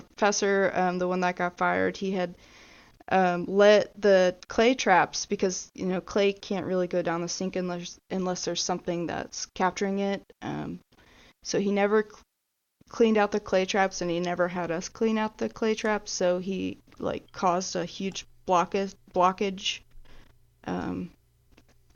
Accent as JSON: {"language": "English", "region": "Georgia", "country": "United States", "moved": "yes", "lives_now": "Alabama, United States", "said": "I'm from Georgia"}